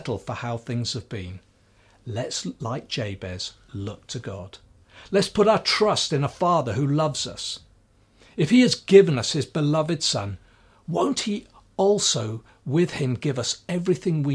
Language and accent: English; Swansea, Wales, United Kingdom; growing up in Swansea, at the bottom of our road was the Bible College of Wales